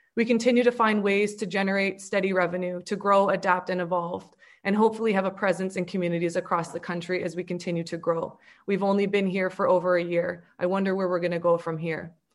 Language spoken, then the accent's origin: English; London, Ontario, Canada; moved away; I grew up in London, Ontario.